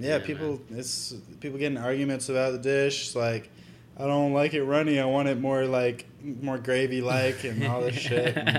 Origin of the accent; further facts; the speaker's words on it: Littleton, Colorado, United States; moved away; also born or lived in Las Animas, Colorado / Gwinnett County, Georgia; Littleton, I lived in Littleton, then, like, until I was 18 and I moved to Atlanta, I lived in Gwinnett. Mm-hmm. And those were both just suburbs.